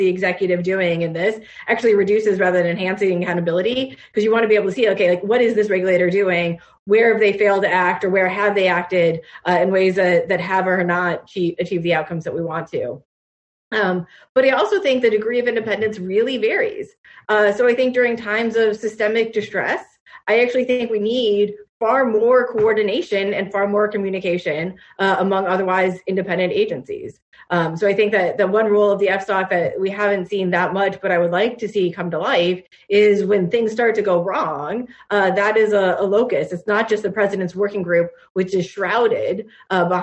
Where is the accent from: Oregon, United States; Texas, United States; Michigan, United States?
Michigan, United States; I grew up in Michigan